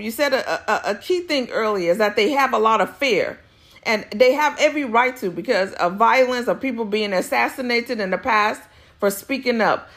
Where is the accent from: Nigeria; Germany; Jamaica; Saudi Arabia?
Nigeria; now in United States; we, as the Nigerian diaspora